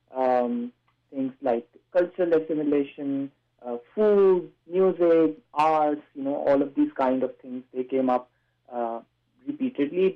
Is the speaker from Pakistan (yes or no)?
yes; Pakistan; moved away as an adult; now in North Vancouver, Canada; I was from Pakistan